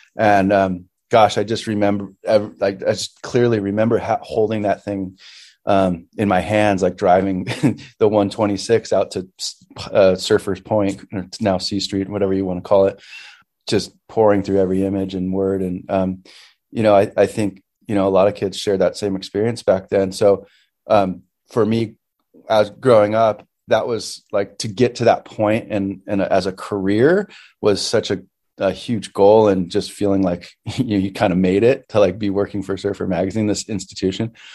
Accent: Santa Paula, California, United States; grew up in uh, Santa Paula, which is like um, about 12 or I don't know, like 15 minutes inland from Ventura

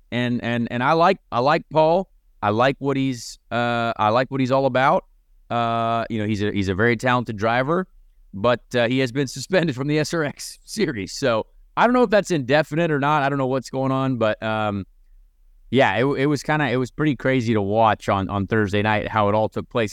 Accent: Indianapolis area, United States; my hometown

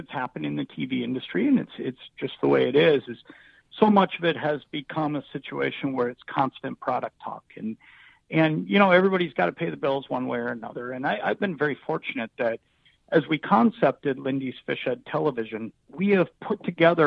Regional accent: Anoka, Minnesota, United States; born or raised there

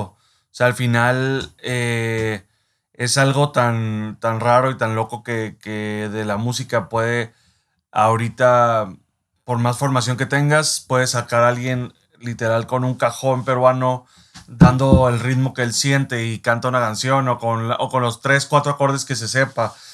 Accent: Mexico; nosotros como mexicanos

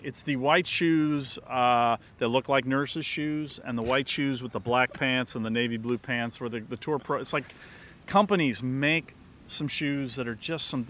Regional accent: Southern California, United States; Well, believe it or not, here in Southern California.

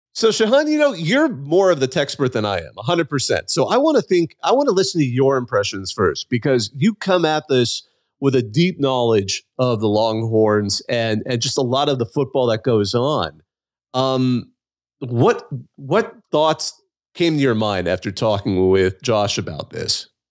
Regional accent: California, United States; I grew up in California

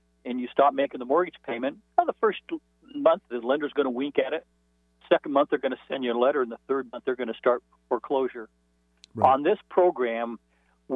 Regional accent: Arcadia, California, United States; growing up in Arcadia, California

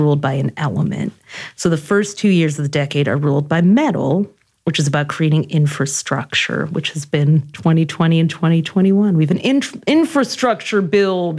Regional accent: Detroit, Michigan, United States; this was like in Detroit, like not where it was academics were prized

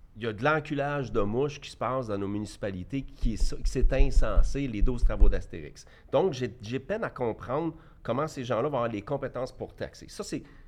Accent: Quebec, Canada; je suis un Québécois, puis je suis un Canadien, puis je suis tout en même temps

